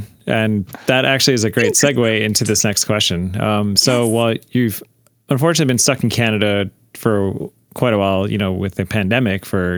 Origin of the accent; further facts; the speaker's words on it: Buffalo, New York, United States; Growing up in Buffalo, we'd cross the border all the time.